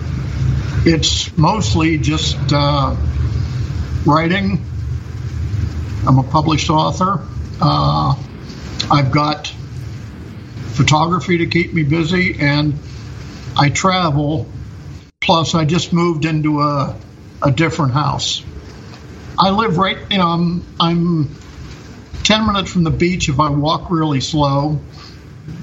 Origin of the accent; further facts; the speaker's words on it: Pennsylvania, United States; moved away as an adult; now in Vietnam; I'm from Pennsylvania